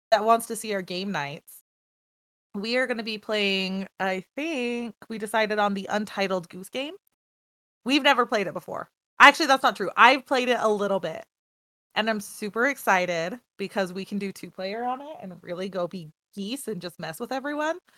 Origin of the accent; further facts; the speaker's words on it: United States; we're American